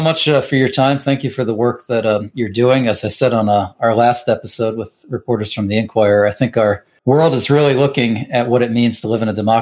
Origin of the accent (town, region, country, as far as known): Allentown, Pennsylvania, United States; born or raised there